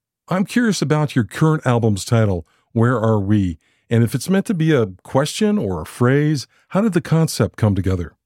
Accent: San Francisco, California, United States; my hometown, San Francisco

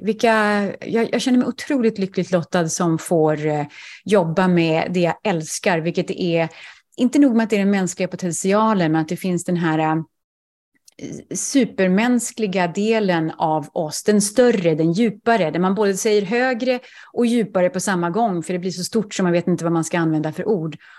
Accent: Sweden; moved away as an adult; also born or lived in Manhattan, New York, United States; now in Greenwich, Connecticut, United States; Som svensk

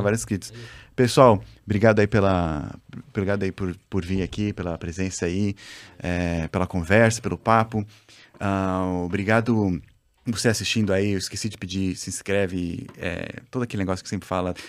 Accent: Brazil; sou brasileiro

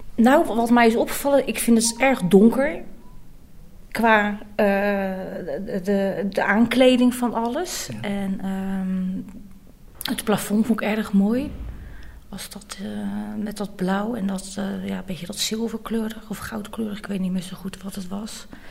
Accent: Rotterdam, South Holland, Netherlands; ik kom uit Rotterdam

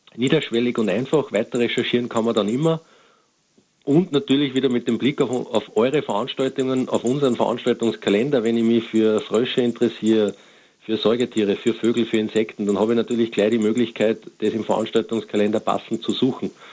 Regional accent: Austria; bei uns in Österreich

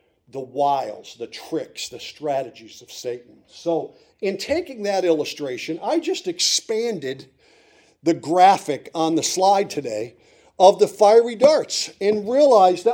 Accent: Montrose, Pennsylvania, United States; I grew up in Montrose in Susquehanna County

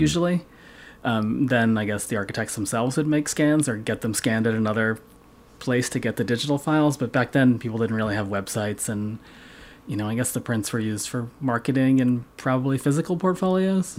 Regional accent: Massachusetts, United States; I'm a lifetime Massachusetts guy

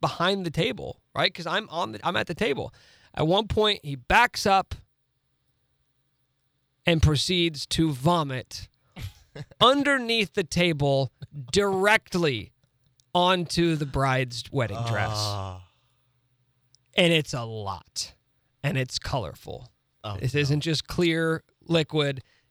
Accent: Topeka, Kansas, United States; Best friends from growing up in Topeka

